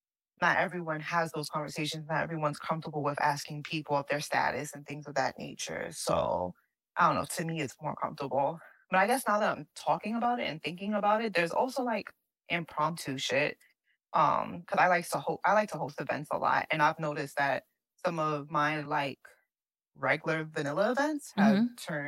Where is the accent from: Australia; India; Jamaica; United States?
United States; New York; And so that's why I'm like, I don't know if this is just because I'm a New Yorker.